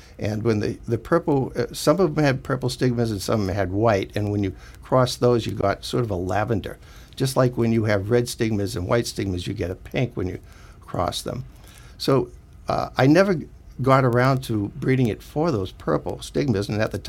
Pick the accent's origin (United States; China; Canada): United States; East Coast; because I came from the East Coast.